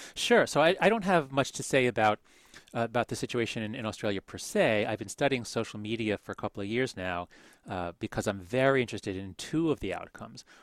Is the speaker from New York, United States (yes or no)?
yes; Scarsdale, New York, United States; moved away; I grew up in Scarsdale back when the city was declining